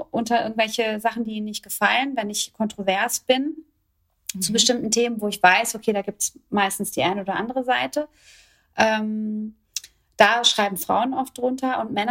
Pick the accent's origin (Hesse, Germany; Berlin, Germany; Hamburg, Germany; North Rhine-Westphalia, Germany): Hesse, Germany; Kronberg; in einer Airbnb-Wohnung in meiner alten Heimat in Kronberg